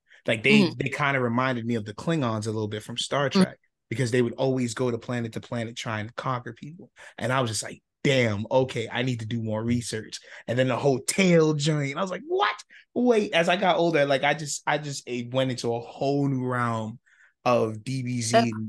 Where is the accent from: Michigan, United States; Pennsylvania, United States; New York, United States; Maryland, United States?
New York, United States; New York City; We're from the Lower East Side of Manhattan.